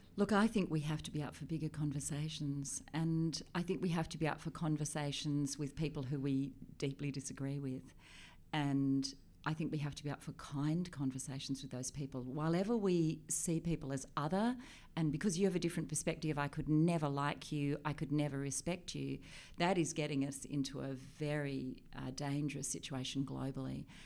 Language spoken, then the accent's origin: English; River Derwent, Tasmania, Australia; moved away as an adult; also born or lived in Switzerland / Europe; I grew up on the River Derwent